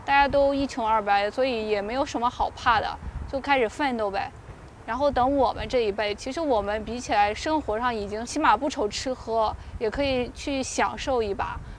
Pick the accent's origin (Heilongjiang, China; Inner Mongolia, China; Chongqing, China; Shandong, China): Shandong, China; moved away as an adult; now in Beijing, China; 因为我家乡是山东嘛